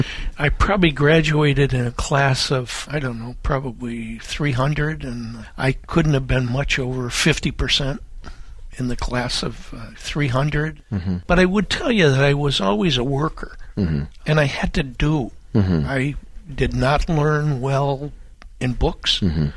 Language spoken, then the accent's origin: English; Adrian, Michigan, United States; Grew up in Adrian, Michigan. Born in Marfa, Texas. And then after World War II, we moved to Adrian, Michigan.